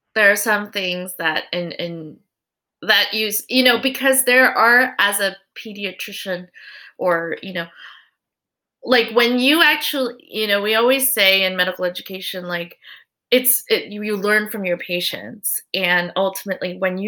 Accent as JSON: {"language": "English", "country": "United States", "said": "as Korean American parents"}